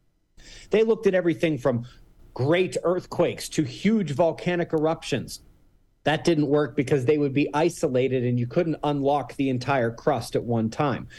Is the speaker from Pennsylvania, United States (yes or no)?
yes; Pittsburgh, Pennsylvania, United States; now in Colorado, United States; I'm from Pittsburgh.